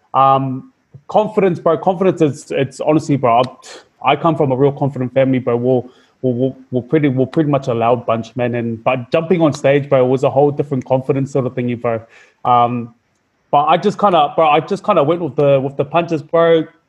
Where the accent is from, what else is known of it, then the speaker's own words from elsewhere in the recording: Auckland, New Zealand; I was raised. I was raised up in New Zealand. Um, we were we were born in we were born in West Auckland, uh, but we were raised up in South Auckland.